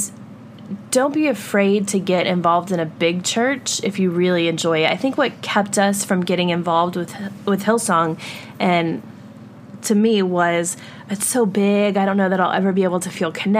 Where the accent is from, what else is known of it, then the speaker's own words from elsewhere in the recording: the South, United States; now in New York City, United States; growing up in the South